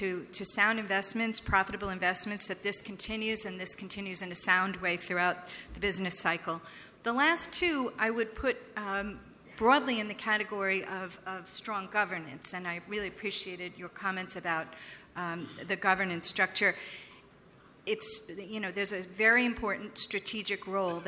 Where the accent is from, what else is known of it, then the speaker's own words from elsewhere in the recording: United States; as an American